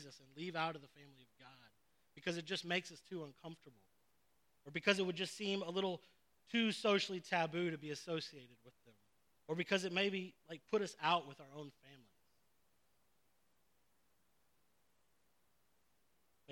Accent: Phoenix, Arizona, United States; I didn't realize it like until more recent years how much prejudice I was raised in. Like how much prejudice was in our culture. And not just in the South. I'm from Phoenix, Arizona.

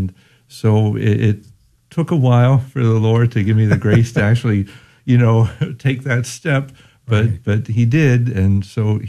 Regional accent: New Orleans, Louisiana, United States; now in San Antonio, United States; I'm from New Orleans.

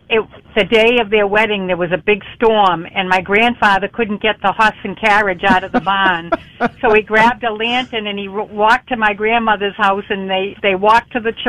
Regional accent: Danvers, Massachusetts, United States; From Danvers, Massachusetts.

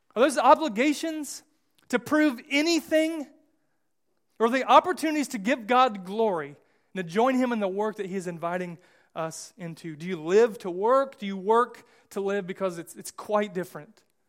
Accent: United States; I, I'm American

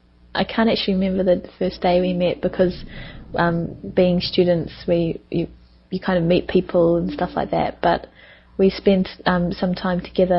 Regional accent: New Zealand; moved away; also born or lived in Japan; I'm from New Zealand.

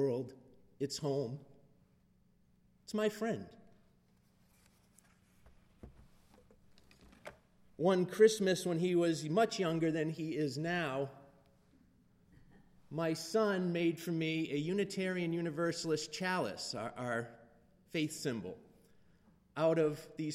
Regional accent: Leominster, Massachusetts, United States; moved away as an adult; now in Texas, United States; my hometown in Leominster

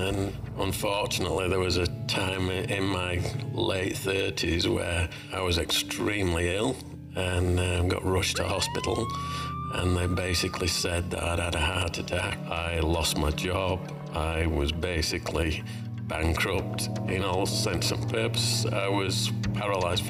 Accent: Leeds, Yorkshire and the Humber, United Kingdom; moved away as an adult; now in Australia; I was born in Leeds, Yorkshire, in the UK. Moved over to Australia in 1995, but this is where I call home.

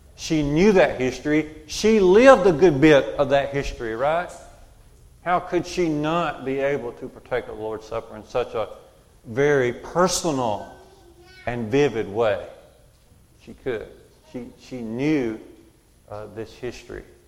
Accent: United States; Growing up in Curry Church of Christ, I did in Walker County

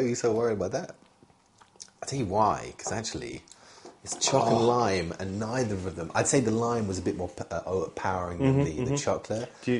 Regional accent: Essex, East of England, United Kingdom; moved away; I'm from Essex, by the way.

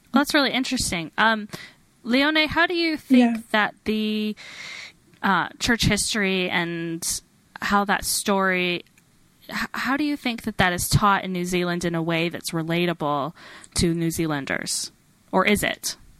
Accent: Alberta, Canada; moved away as an adult; also born or lived in Washington, DC, United States; now in Salt Lake City, United States; I um, was born and raised in Alberta, Canada, so I can claim that I'm a foreigner. Um, technically, I um, moved to the United States when I was 18

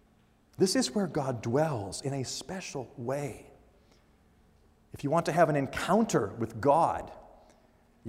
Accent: the Northwest, Pacific Northwest, United States; I grew up in the Northwest, where there were mountains just off to the east

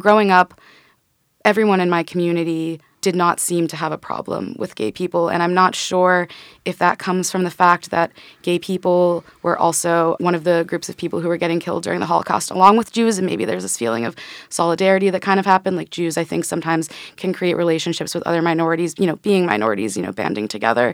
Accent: Pittsburgh, Pennsylvania, United States; I grew up in Squirrel Hill, Pittsburgh, P

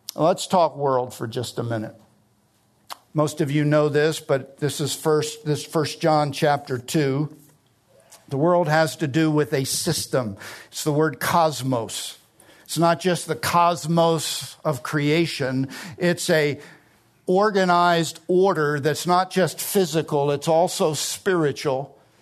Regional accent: New Jersey, United States; I grew up in South Jersey, it's the garden state

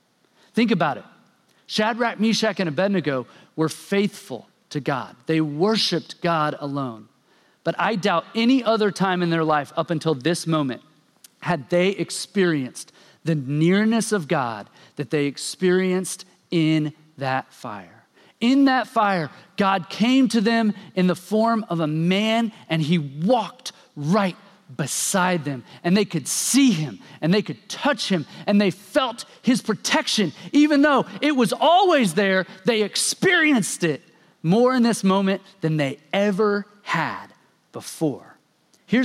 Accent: Oklahoma, United States; I grew up in Oklahoma, and I want to take you back to middle school when I was in eighth grade.

